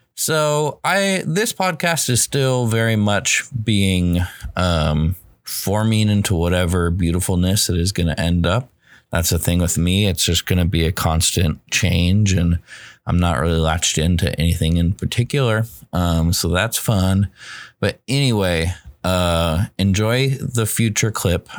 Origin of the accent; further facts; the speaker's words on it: United States; I'm an American